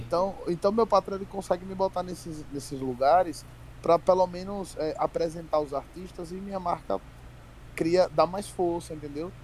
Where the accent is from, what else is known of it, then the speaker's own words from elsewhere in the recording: Sergipe, Brazil; eu não falo igual cearense, eu sou de Sergipe